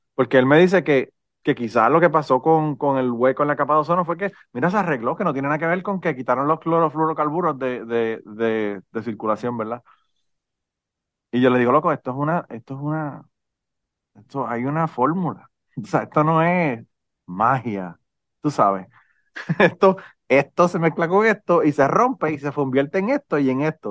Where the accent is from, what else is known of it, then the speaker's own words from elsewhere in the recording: Puerto Rico; yo soy boricua